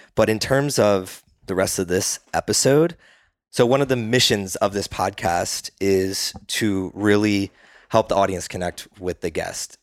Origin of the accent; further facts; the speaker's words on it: East Coast, United States; now in Austin, United States; when I grew up on the East Coast